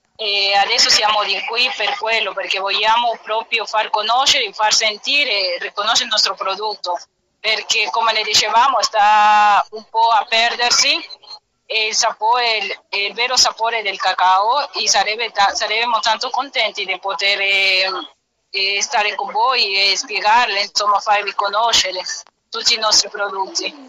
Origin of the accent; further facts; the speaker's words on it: Ecuador; Italian is a second language; now in Perugia, Italy; tutte le regioni e il sapore di ogni regione del nostro paese